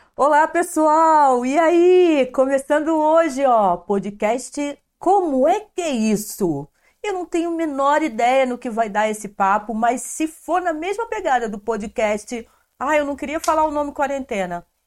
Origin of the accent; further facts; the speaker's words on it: Nova Friburgo, Rio de Janeiro, Brazil; eu sou de Nova Friburgo também